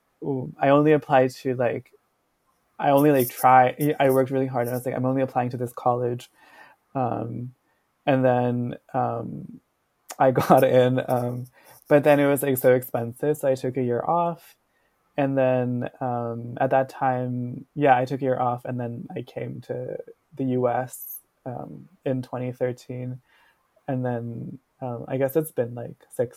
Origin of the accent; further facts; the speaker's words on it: Ahmedabad, Gujarat, India; moved away as an adult; now in New Haven, United States; I grew up in India, in Gujarat, in this town called Ahmedabad. And then I was born and brought up there.